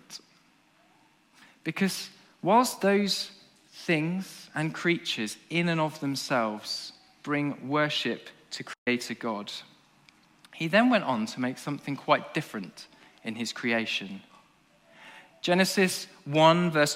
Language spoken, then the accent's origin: English; England, United Kingdom; as an Englishman